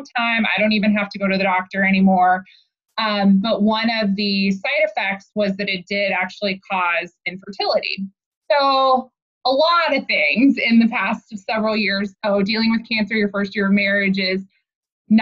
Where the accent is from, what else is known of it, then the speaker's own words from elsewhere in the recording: Oklahoma, United States; moved away as an adult; now in Kansas City, United States; I grew up in Oklahoma. My husband and I both are from Oklahoma. Born and raised, went to college there